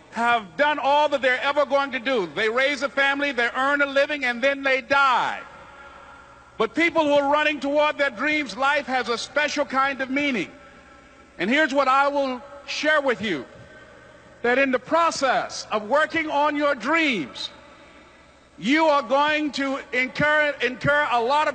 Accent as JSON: {"language": "English", "town": "Miami", "region": "Florida", "country": "United States", "tie": "born or raised there"}